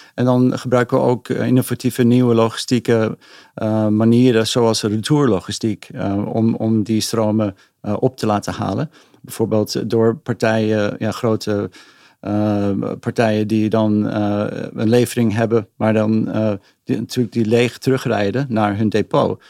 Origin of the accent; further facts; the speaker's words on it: Amsterdam, North Holland, Netherlands; also born or lived in Tokyo, Japan / Silicon Valley, United States; ik ben eigenlijk in Amsterdam geboren. Ik heb een Nederlandse moeder ah. en een Amerikaanse vader.